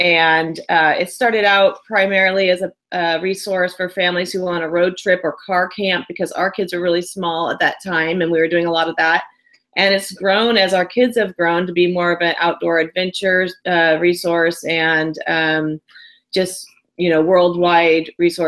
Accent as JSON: {"language": "English", "region": "Northern California", "country": "United States", "tie": "born or raised there", "said": "growing up in Northern California"}